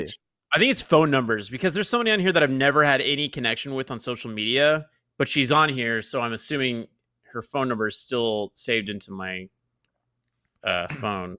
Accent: Oklahoma, United States; moved away; I'm from Oklahoma

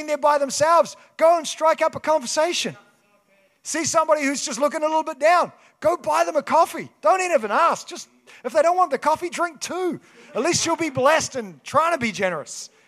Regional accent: Kaikoura, Canterbury, New Zealand; moved away; I grew up in Kaikoura.

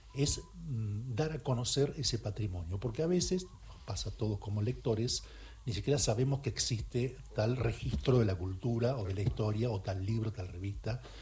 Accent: Bahía Blanca, Buenos Aires Province, Argentina; now in Buenos Aires, Argentina; Yo soy de Bahía Blanca y me tomaba el tren para venir a la Biblioteca Nacional cuando era pibe

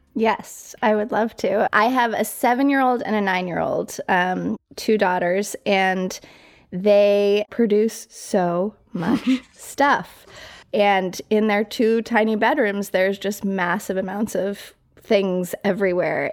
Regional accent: Colorado Springs, Colorado, United States; born or raised there; moved away as an adult; also born or lived in New York City

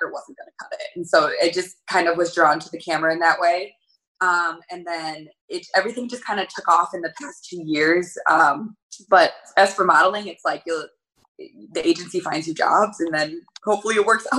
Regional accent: Elk Grove, California, United States; I grew up in Elk Grove

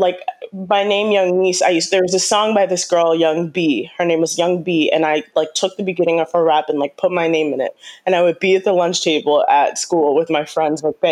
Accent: New York City, New York, United States; I'm from New York. I'm from Queens, New York, originally, you know, born and raised

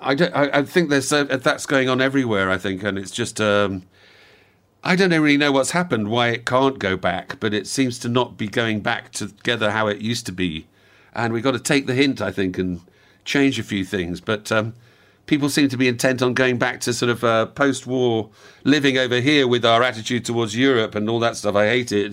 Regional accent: Wales, United Kingdom; also born or lived in outside London; grew up in Wales and then we moved down, when I was about seven, we moved down to, to just outside London. And we were there for about four or five years. And then we moved back to the same house in Wales again

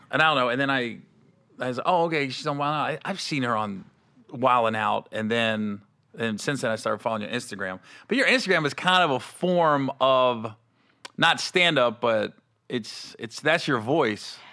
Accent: Cincinnati, Ohio, United States; I'm from Cincinnati

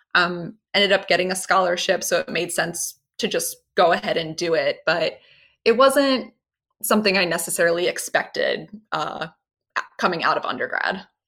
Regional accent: Baltimore County, Maryland, United States; I'm from Baltimore County, Maryland, um, a little north of the city. My parents still live there

